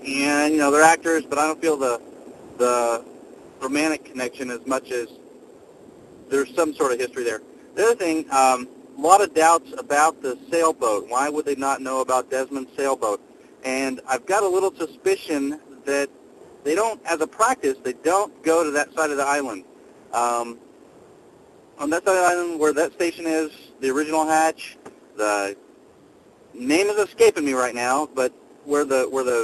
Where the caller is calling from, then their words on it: Texas, United States; I'm calling from Texas.